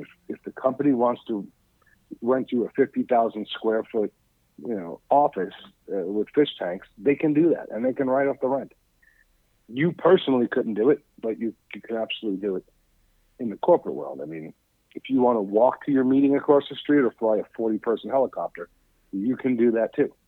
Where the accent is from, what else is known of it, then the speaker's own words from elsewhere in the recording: New York City, New York, United States; I grew up in Staten Island, New York